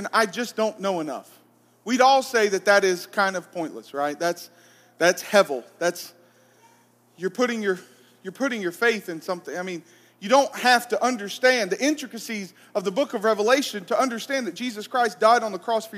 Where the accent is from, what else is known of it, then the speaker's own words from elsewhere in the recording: Arab, Alabama, United States; I'm from Arab